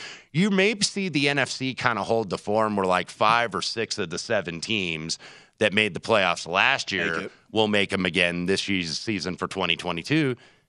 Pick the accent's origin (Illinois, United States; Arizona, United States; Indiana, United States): Indiana, United States; Indianapolis; the Colts are my hometown team, being born and raised.